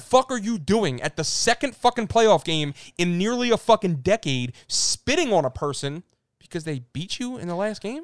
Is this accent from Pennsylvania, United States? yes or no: yes; Philadelphia, Pennsylvania, United States; we are from Philadelphia